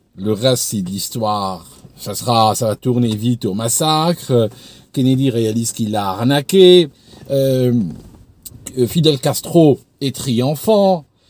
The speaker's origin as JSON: {"language": "French", "country": "Algeria", "tie": "born or raised there", "moved": "as an adult", "lives_now": "England, United Kingdom", "said": "je suis né en Algérie, j'ai grandi dans une société, euh, bon, un petit peu islamisée"}